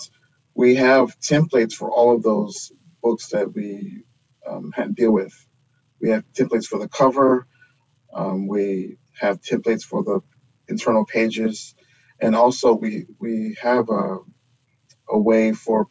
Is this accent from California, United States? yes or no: no; Houston, Texas, United States; I'm from Houston